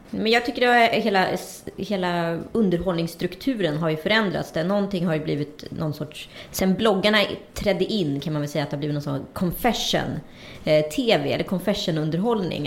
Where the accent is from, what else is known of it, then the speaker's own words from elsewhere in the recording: Strömstad, Västra Götaland, Sweden; also born or lived in Örebro; jag kommer i delar från Örebro, men jag gjorde hela liksom, från 11 och upp till 17 i Strömstad.